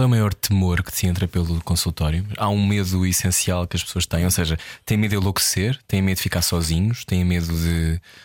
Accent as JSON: {"language": "Portuguese", "country": "Portugal", "said": "eu sou português"}